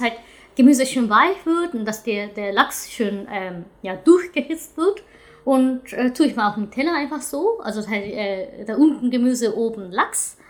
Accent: Hiroshima, Japan; German is a second language; now in Germany; in meiner Region auf jeden Fall, ich komme aus Hiroshima

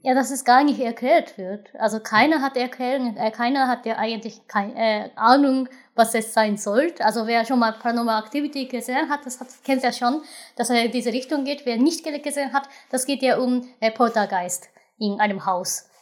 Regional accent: Japan; German is a second language; moved away; als Japaner

